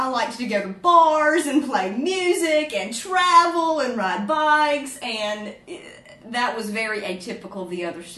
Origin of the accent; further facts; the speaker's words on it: Winston-Salem, North Carolina, United States; moved away as an adult; now in Zhuhai, China; My hometown is Winston-Salem, North Carolina